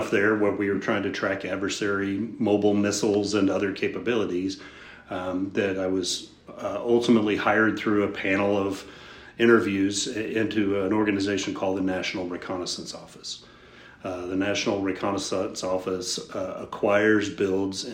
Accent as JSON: {"language": "English", "town": "Houston", "region": "Texas", "country": "United States", "tie": "born or raised there", "said": "I grew up in Houston, Texas, at least the Houston area"}